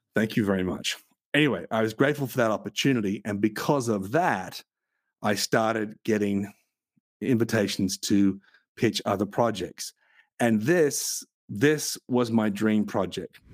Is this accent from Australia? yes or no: yes; Australia; I come from Australia